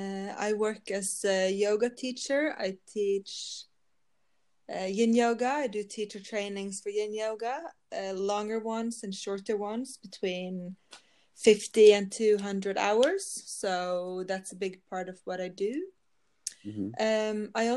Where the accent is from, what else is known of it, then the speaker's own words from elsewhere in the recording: Norway; accent: Norwegian; English is a second language; No, yeah, I'm from Norway. I live in Norway, so that's why I have the accent.